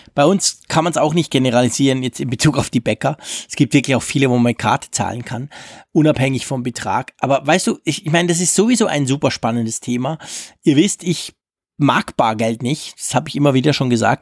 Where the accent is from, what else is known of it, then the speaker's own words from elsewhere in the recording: Switzerland; als Schweizer